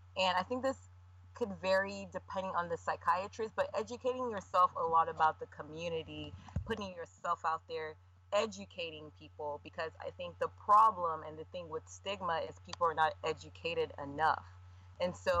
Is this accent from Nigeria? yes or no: yes; Nigeria; I'm Nigerian